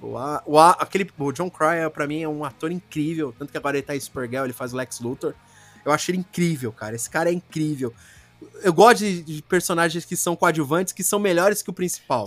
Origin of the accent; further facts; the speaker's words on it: Brazil; eu sou do Brasil